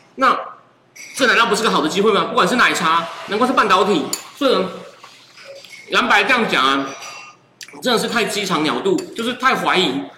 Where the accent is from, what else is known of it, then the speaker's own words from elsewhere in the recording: Taichung, Taiwan; 我其实是台中长大